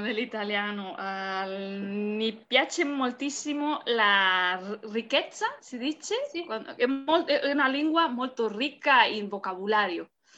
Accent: Barcelona, Catalonia, Spain; Italian is a second language; sono dall'Espagna, sono spagnola, eh, di Barcellona

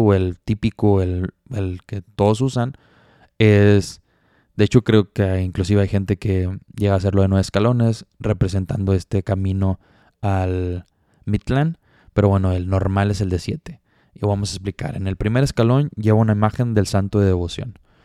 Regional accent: Monterrey, Nuevo León, Mexico; yo soy de Monterrey

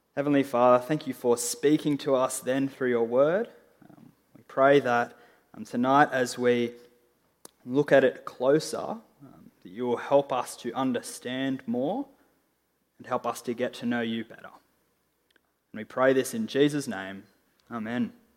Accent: Australia; I'm an Australian

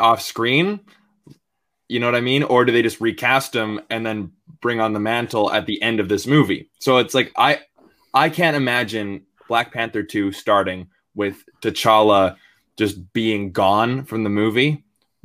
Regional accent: Vancouver, British Columbia, Canada; my hometown

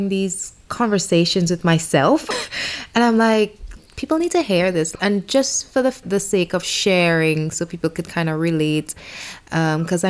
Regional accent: St. Vincent & Grenadines; accent: Vincentian; growing up in the Caribbean

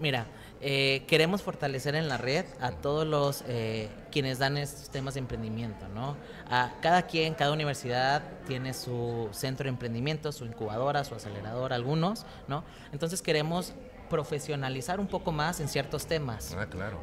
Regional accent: Ciudad Juárez, Chihuahua, Mexico; soy criado en Ciudad Juárez, eh, nacido en Chihuahua

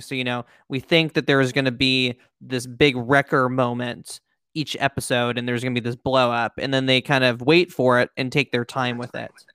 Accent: United States; two American, um, po' boys

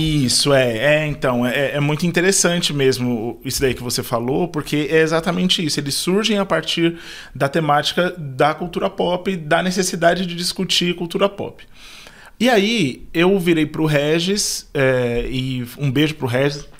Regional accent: Taboão da Serra, São Paulo, Brazil; moved away as an adult; eu sou de Taboão da Serra, então estou aqui na Zona Sul já há muito tempo, desde quando eu era criança até poucos meses atrás

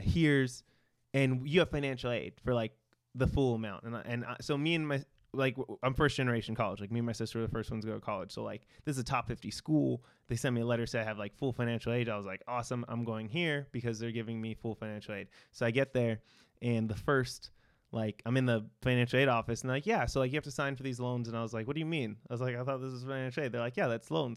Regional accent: Victorville, California, United States; I grew up in San Bernardino County, uh, in this small, like, desert town called Victorville

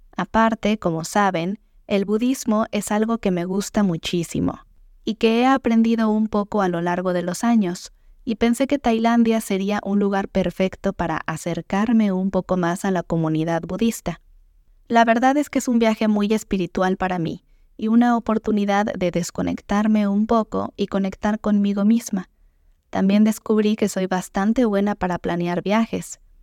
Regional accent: Mexico; como diríamos en México

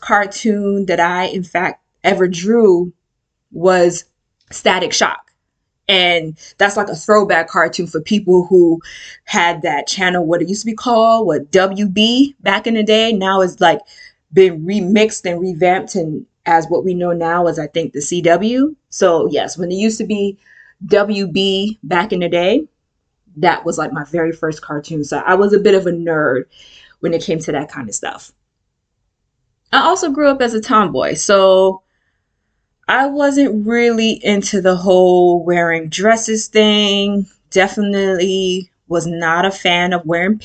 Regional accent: New York City, New York, United States; I was born and raised in the Bronx, specifically the South Bronx.

